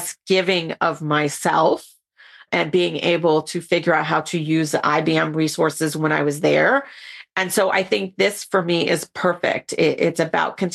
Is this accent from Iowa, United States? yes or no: no; New York City, New York, United States; I'm a boogie down girl who grew up in the Bronx